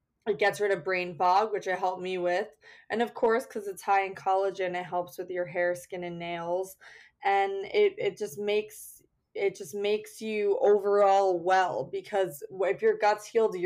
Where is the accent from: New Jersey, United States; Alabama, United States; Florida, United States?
New Jersey, United States; moved away as an adult; also born or lived in Connecticut / Peru; now in New York City, United States; I was born in Connecticut, raised in New Jersey, and then went to school here in Manhattan at Pace University.